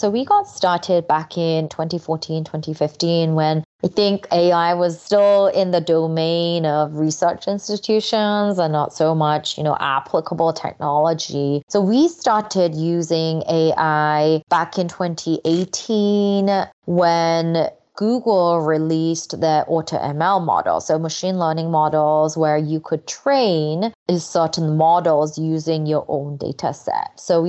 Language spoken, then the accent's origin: English; England, United Kingdom; English is a second language; also born or lived in South Korea; Yeah, so I'm originally Korean. Well, I guess I'm still Korean. I still have a passport. So I was born in Korea. And when I was 8, my family moved to England. So I was an English language learner pretty much for the first time when I moved there.